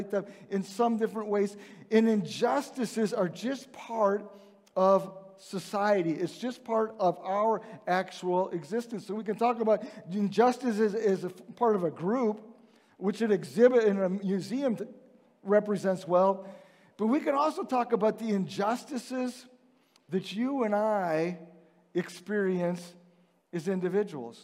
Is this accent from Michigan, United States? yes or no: no; Chicago, Illinois, United States; moved away; I grew up outside Chicago